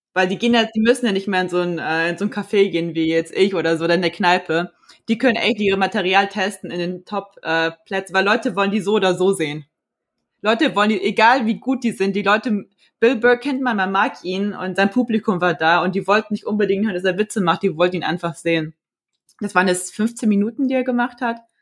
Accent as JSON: {"language": "German", "town": "Frankfurt", "region": "Hesse", "country": "Germany", "said": "ich bin 28 Jahre alt, ich komme aus Frankfurt"}